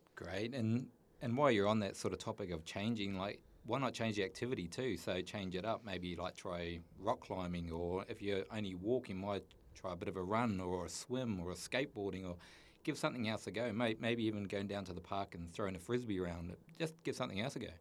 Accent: New Zealand; I grew up in New Zealand, a little place called Tookarora in the middle of the North Island

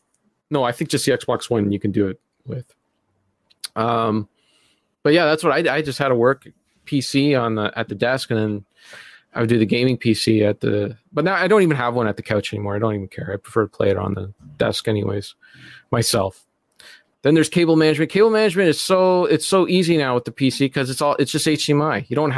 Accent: Canada; Well, I'm not American, so

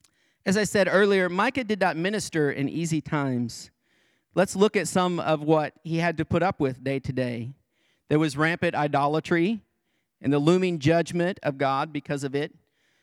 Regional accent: Greenfield, Illinois, United States; Back in my hometown of Greenfield, Illinois, there is a Vietnam War veteran.

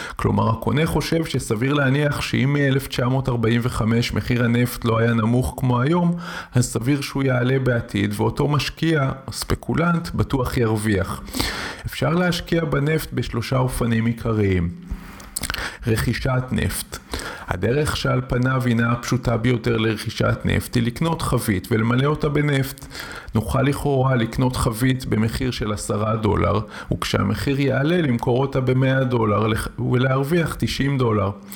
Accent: Israel; בקיבוץ בו גדלתי יש רפת

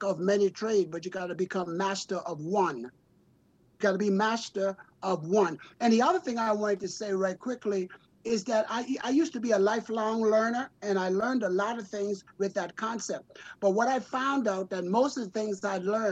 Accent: South Carolina, United States; I grew up in South Carolina, so we used to go in the creek and get the crab.

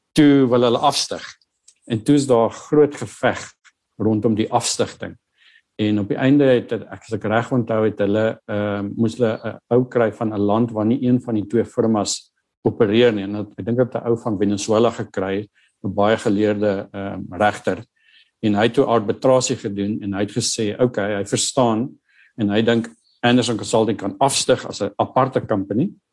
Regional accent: Northern Cape, South Africa; moved away; ek het groot geword op 'n plaas in die Noordwes Kaap in 'n klein dorpie Steensburg

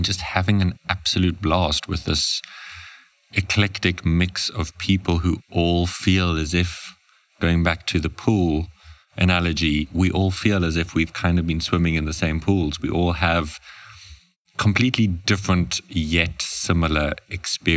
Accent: Namibia; I was born and raised in Namibia, very proud

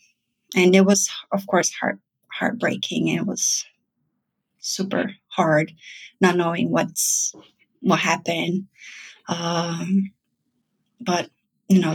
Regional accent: Brazil; moved away as an adult; now in New York, United States; I'm originally from Brazil.

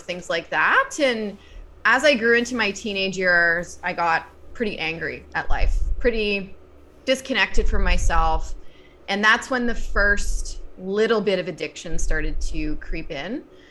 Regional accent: Northern Virginia, United States; I grew up in Northern Virginia, so outside of Washington, D.C.

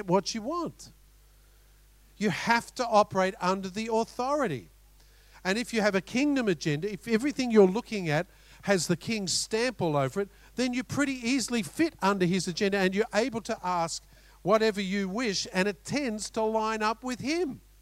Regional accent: Australia; We're both Aussies

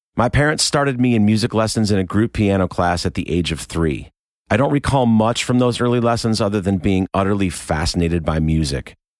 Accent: Rochester, New York, United States; I was born in Rochester, New York in nineteen seventy-one

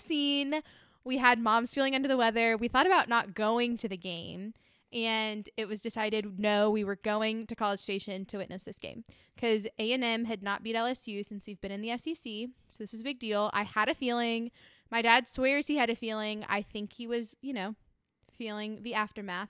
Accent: Austin, Texas, United States; moved away; also born or lived in Scottsdale, Arizona; I was born in Scottsdale, Arizona, but quickly went to Texas. And, uh, grew up in Austin

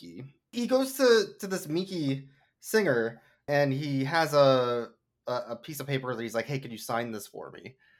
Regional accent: United States; we're American

